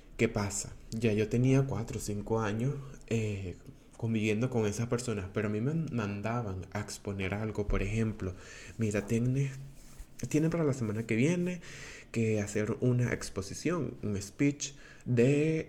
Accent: Venezuela; first language Spanish; now in Portugal; soy venezolano, eh, tengo 22 años y actualmente vivo en Portugal.

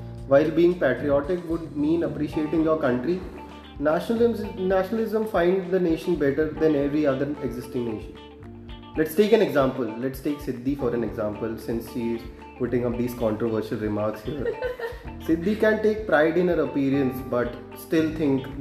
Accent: India; I am an Indian

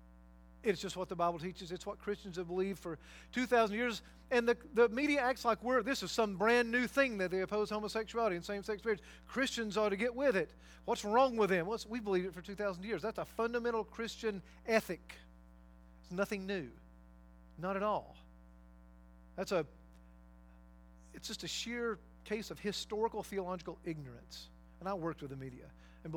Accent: North Georgia, United States; moved away; I worked in prison ministry when I lived in Georgia many years ago for, I guess, 2 or 3 years through Prison Fellowship, Chuck Colson's ministry, there in my hometown and in different places in North Georgia

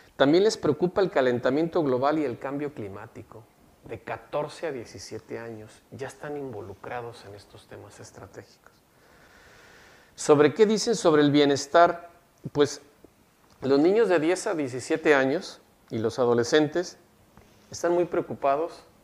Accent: Mexico; now in Monterrey, Mexico; Como buen este, mexicano

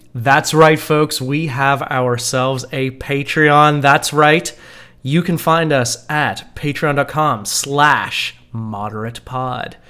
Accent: Canada; we as good Canadian

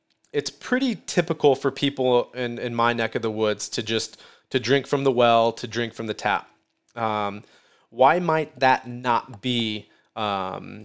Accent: Midwest, United States; I'm from the Midwest

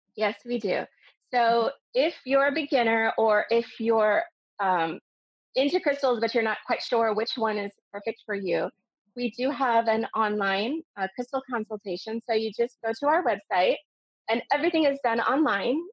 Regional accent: United States; moved away as an adult; now in Dubai, United Arab Emirates; I'm originally American and I've been living in Dubai for 20 years

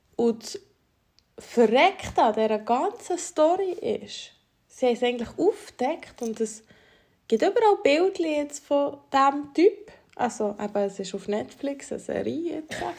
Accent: Valais, Switzerland; now in Bern, Switzerland; Wir sind Walliser eigentlich.

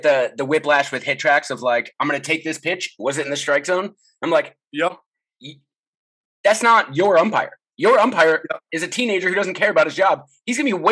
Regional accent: Chicago, Illinois, United States; now in Seattle, United States; I grew up in Chicago

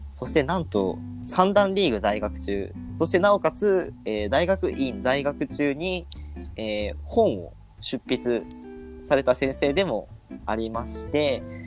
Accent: Miyazaki, Japan; 僕たちのね、地元、宮崎県

